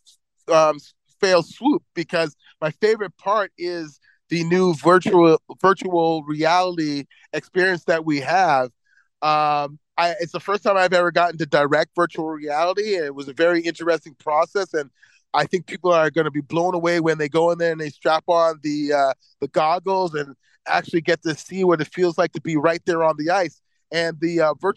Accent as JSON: {"language": "English", "town": "Toronto", "region": "Ontario", "country": "Canada", "tie": "born or raised there", "said": "I grew up in Toronto"}